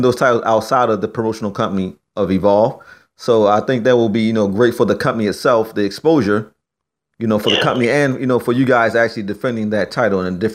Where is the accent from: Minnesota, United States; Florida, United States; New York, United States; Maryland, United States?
Maryland, United States; Baltimore; my hometown of Baltimore, Maryland